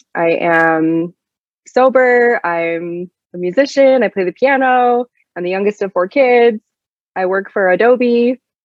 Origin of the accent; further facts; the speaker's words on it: Sandy, Utah, United States; also born or lived in Kansas City; I grew up in Sandy, Utah, which is a very suburban, very Mormon neighborhood